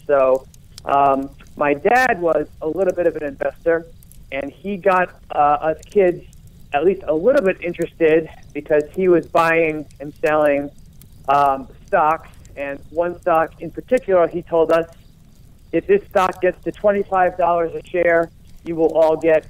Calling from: Rhode Island, United States; I am a proud resident of Rhode Island.

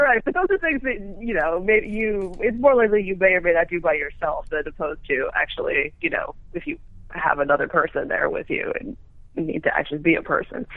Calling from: Los Angeles, California, United States; I'm calling from Playa del Rey

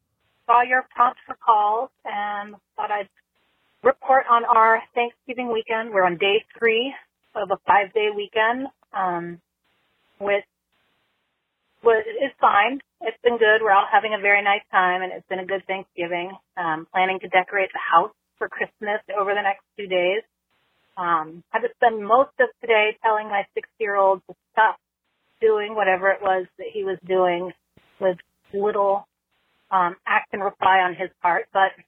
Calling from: Maryland, United States; I'm calling from Maryland.

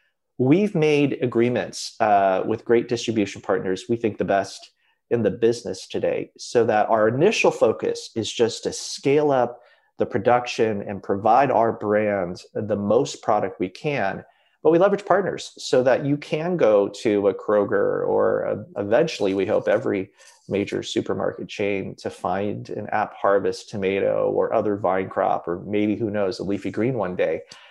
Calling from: California, United States; I'm zooming in from California and my company is based in Kentucky.

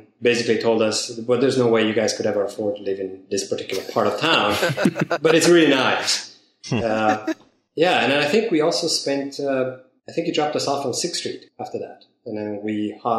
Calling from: San Francisco Bay Area, California, United States; I'm calling from the San Francisco Bay Area.

